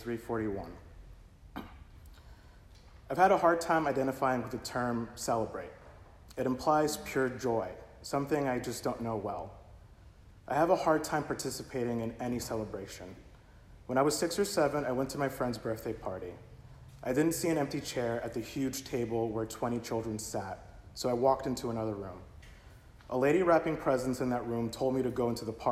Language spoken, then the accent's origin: English; United States; I was not an immigrant. I'm American